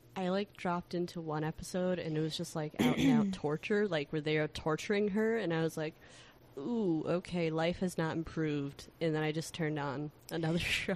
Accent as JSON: {"language": "English", "town": "Chicago", "region": "Illinois", "country": "United States", "said": "as a Chicagoan"}